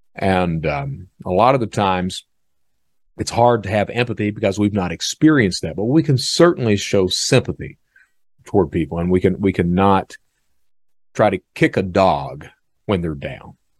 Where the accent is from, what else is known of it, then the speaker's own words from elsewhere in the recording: Eastern Kentucky, United States; I'm from Eastern Kentucky